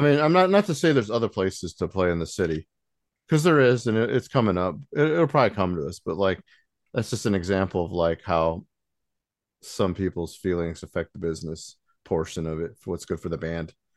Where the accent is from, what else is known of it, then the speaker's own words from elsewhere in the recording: South Bend, Indiana, United States; we're from South Bend